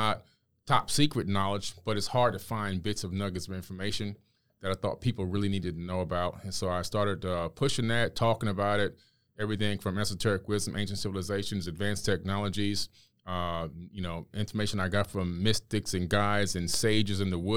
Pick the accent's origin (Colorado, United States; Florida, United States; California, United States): Florida, United States; Miami; also born or lived in New York City; moved to Miami, Florida when I was uh, a kid. So when I was seven years old, I'm living in, in uh, Miami.